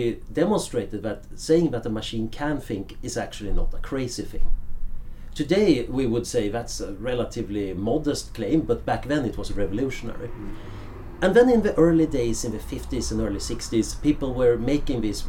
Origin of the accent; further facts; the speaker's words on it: Sweden; moved away as an adult; now in Oxford, United Kingdom; when I grew up in Sweden in the 70s, it was a fairly boring world